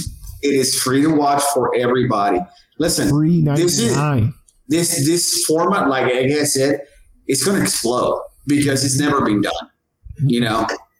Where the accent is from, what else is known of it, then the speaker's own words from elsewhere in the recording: Jamaica; I'm Jamaican, so I gotta keep the lights on.